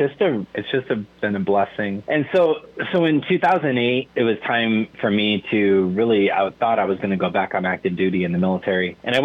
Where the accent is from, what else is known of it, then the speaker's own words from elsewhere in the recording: Michigan, United States; now in Nebraska, United States; I grew up in Michigan, and I'm from a blended family. My father is an Irish immigrant